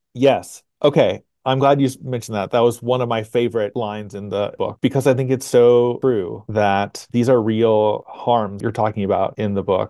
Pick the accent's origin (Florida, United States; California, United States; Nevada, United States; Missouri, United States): Missouri, United States; Springfield; now in Huntsville, United States; growing up in Southwest Missouri